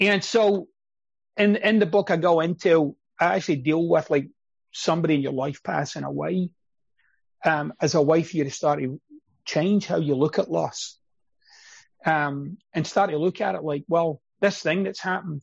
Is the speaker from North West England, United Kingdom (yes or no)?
no; Scotland, United Kingdom; moved away; I'm Scottish